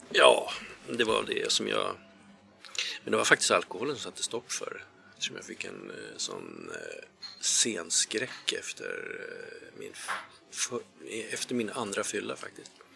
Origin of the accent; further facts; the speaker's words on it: Järna, Stockholm County, Sweden; Jag är uppväxt i, eh, Järna